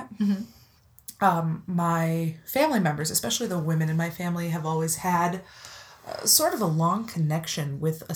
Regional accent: Benton Harbor, Michigan, United States; also born or lived in Milwaukee, Wisconsin; I'm actually from Benton Harbor, Michigan. Mm-hmm. Well, I was born in Milwaukee

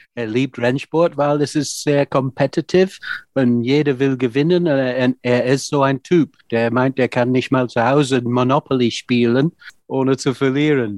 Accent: the north of England, United Kingdom; German is a second language; moved away as an adult; now in Germany; Wir sind beide aus Nordengland

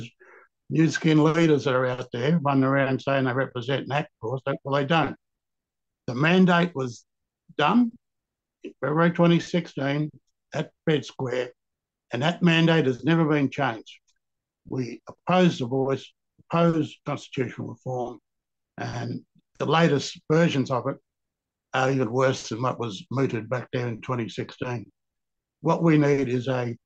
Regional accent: Australia; I was born in Barrow-Ranelagh in 1951

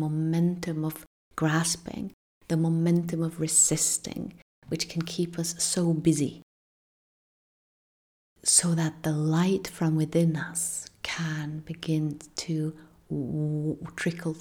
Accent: Norway; from where I come from in Northern Europe. I'm from Norway.

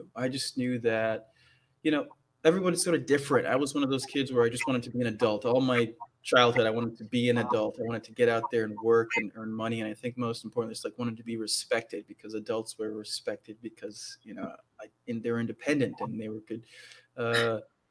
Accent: Minnesota, United States; moved away; also born or lived in Washington, D.C. / Maine; I grew up in Minnesota, born in D.C., family moved to Minnesota when I was very young. So I grew up in Minnesota, went through high school in Minnesota.

